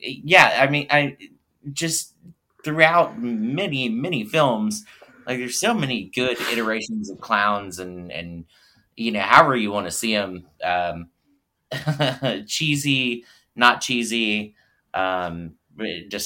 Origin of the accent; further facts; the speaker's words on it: the South, United States; we're from the South, so we don't have basements.